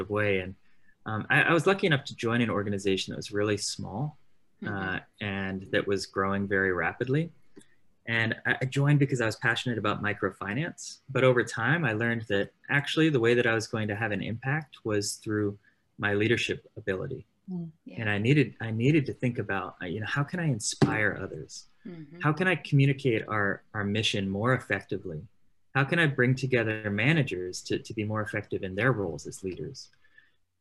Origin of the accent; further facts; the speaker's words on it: Southern California, United States; I grew up in Southern California